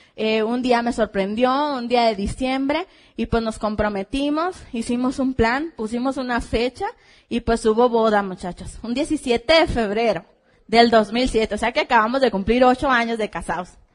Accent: Hermosillo, Sonora, Mexico; venimos de Hermosillo, Sonora, la tierra caliente y de muchos diamantes

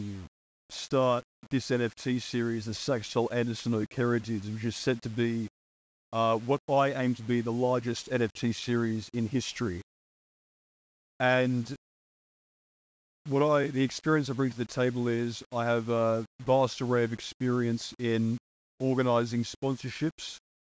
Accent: Tasmania, Australia; I'm from Tasmania, Australia.

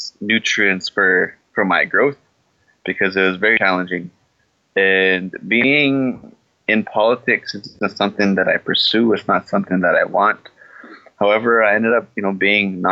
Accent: Canada; I'm from Palmaker Cree Nation

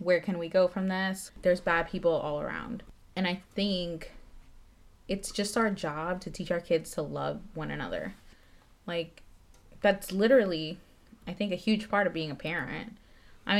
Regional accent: Metairie, Louisiana, United States; also born or lived in Nicaragua; I grew up in Fat City

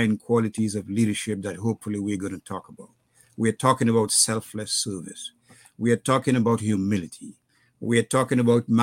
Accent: Dominica; moved away as an adult; also born or lived in Curaçao / Canada; I grew up in Dominica

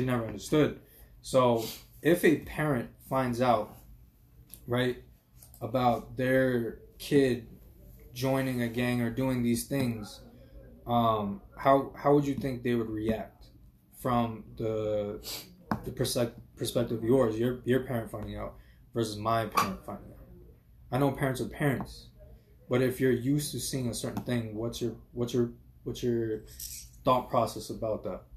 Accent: New York City, New York, United States; I grew up in uh, Flushing

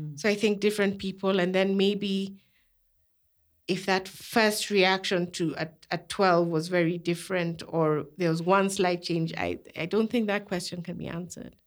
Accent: Kenya; I was raised in Kenya

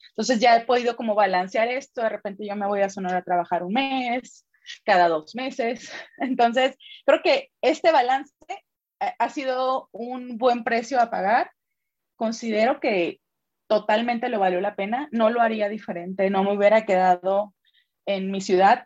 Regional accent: Sonora, Mexico; moved away as an adult; now in Guadalajara, Mexico; soy sonorense, Hace 14 años me vine a probar, suerte por acá a Jalisco.

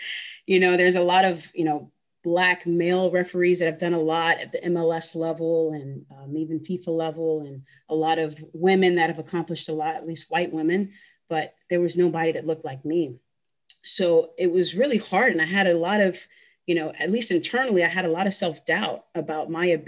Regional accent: Louisiana, United States; especially for me, it's very personal because I'm actually originally from Louisiana. So my family history, you know, my family's been in this country for hundreds of years.

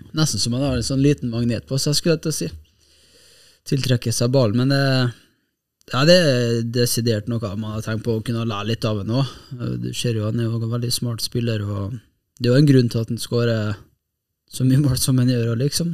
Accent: Kristiansund, Møre og Romsdal, Norway; moved away as an adult; now in Bodø, Norway; nå er jeg jo fra Kristiansund

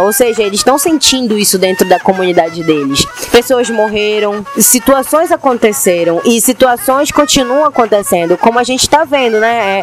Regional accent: Belém, Pará, Brazil; accent: Belém accent; aqui a gente em Belém até nosso sotaque assim, ah, é muito tupi

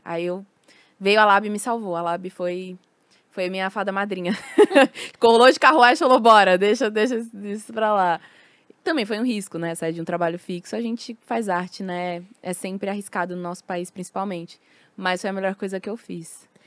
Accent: São Paulo, Brazil; Nasci em São Paulo, em Santo Amaro, na, na Sul.

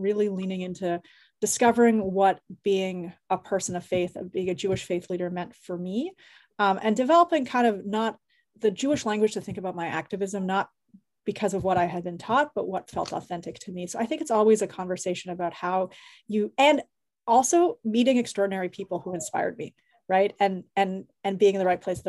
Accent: Canada; moved away as an adult; Both my parents were involved with various forms of activism while I was growing up in Canada

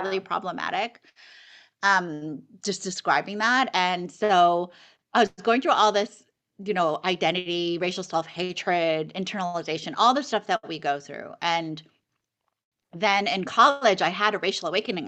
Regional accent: New York City, New York, United States; also born or lived in South Korea; I grew up in New York City

